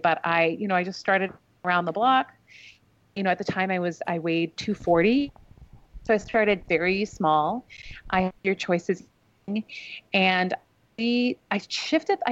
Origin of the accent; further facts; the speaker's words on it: Vancouver, British Columbia, Canada; moved away; also born or lived in New York; I grew up in the West Coast of Canada